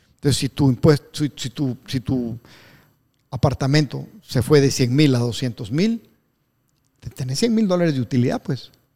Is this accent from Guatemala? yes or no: yes; Guatemala; Yo como soy chapín